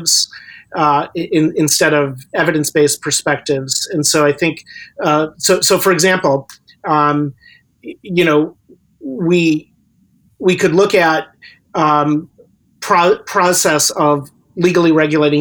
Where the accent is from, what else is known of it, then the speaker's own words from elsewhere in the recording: Chicago, Illinois, United States; moved away as an adult; also born or lived in Wisconsin; now in Vancouver, Canada; I was born and raised in Chicago area, but I lived in Wisconsin for a decade